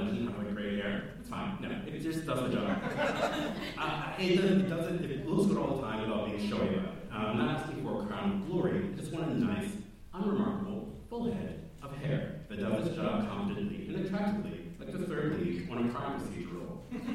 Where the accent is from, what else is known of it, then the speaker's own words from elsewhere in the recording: Baltimore, Maryland, United States; as a black person, as a queer person, as a Christian person, as an American, as a Baltimorean.